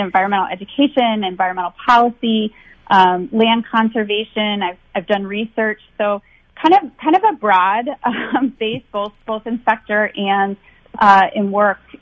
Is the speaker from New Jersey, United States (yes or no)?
no; St. Paul, Minnesota, United States; I grew up in Minnesota. I grew up in St. Paul